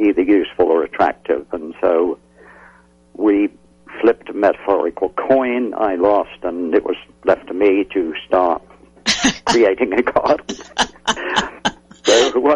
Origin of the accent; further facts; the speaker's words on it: England, United Kingdom; moved away; When I was a youngster growing up in England